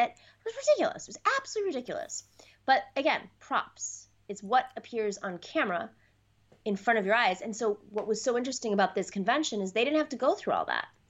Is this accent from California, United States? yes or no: no; New York, United States; I'm from New York